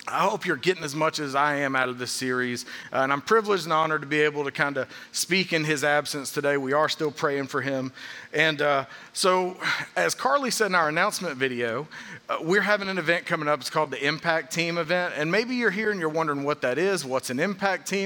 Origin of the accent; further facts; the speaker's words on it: Atlanta, Georgia, United States; growing up in the Atlanta area, I spent a lot of time during the summers as a kid going to Six Flags